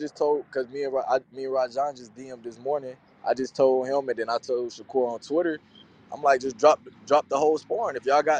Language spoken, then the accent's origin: English; Winston-Salem, North Carolina, United States; I'm from North Carolina, Winston-Salem.